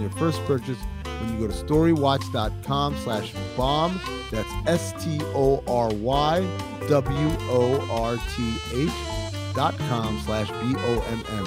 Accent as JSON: {"language": "English", "country": "Sudan", "moved": "yes", "said": "My dad is from Sudan. I'm from Sudan"}